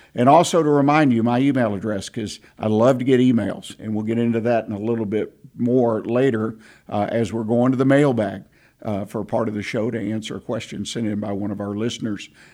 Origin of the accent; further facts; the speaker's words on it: Houston, Texas, United States; also born or lived in Montgomery County, Texas; I grew up in in Houston, Harris County